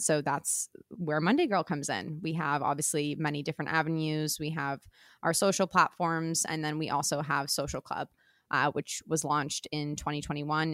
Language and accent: English; Toronto, Ontario, Canada; I grew up in and around Toronto